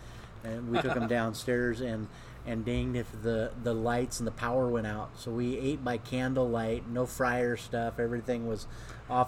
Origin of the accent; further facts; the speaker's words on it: Pullman, Washington, United States; I was born and raised in this town.